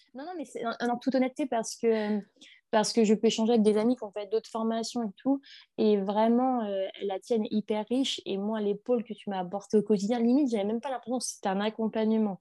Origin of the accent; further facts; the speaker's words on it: northern France, France; je viens du nord de la France